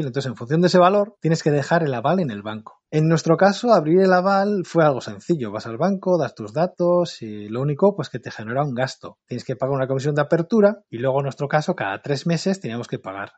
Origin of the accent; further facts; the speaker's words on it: Portugalete, Basque Country, Spain; soy vecino de Portugalete